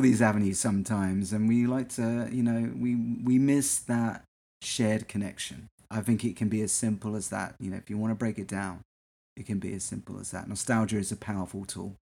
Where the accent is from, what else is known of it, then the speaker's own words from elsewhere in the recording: England, United Kingdom; now in United States; when I was growing up in England